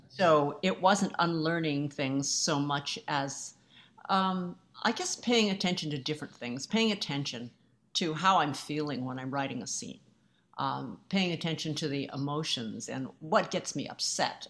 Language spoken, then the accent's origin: English; United States; I'm Asian American